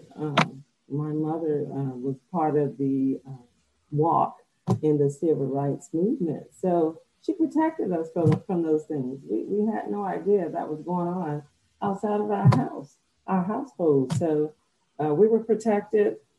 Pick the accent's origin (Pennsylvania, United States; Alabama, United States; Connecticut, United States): Alabama, United States; now in Hawaii, United States; I'm from Alabama. I'm right now located in Hawaii.